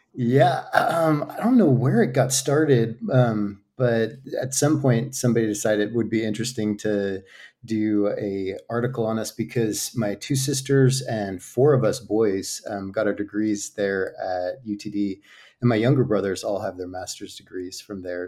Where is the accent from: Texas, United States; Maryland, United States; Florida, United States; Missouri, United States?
Texas, United States; outside of DFW; moved away as an adult; also born or lived in Virginia, United States; now in Madrid, Spain; we moved to Texas outside of D F W, where, um, at nine, I guess, when I was nine. And so grew up in Texas